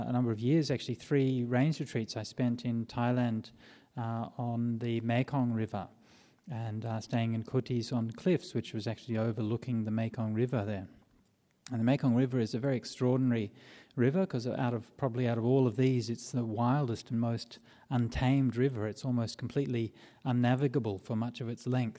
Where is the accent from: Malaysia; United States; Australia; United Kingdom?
Australia; Perth, Western Australia; when I was growing up in Perth